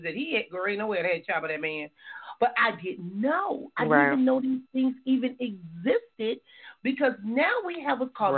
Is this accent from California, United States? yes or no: yes; Compton, California, United States; my growing up in Compton